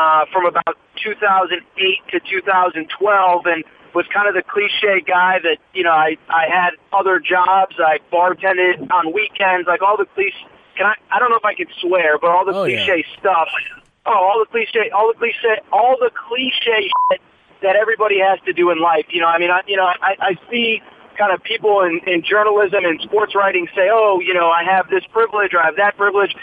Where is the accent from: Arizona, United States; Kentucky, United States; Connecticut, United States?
Connecticut, United States; I grew up in Connecticut